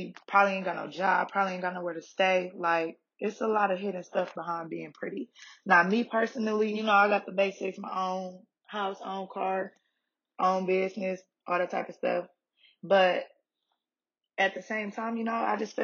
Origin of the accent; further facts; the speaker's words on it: Detroit, Michigan, United States; moved away as an adult; now in Atlanta, United States; I'm originally from Detroit